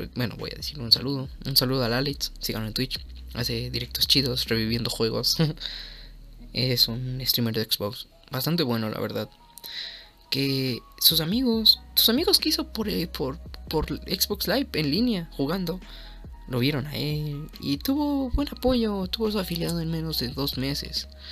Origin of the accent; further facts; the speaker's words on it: Mexico; soy de México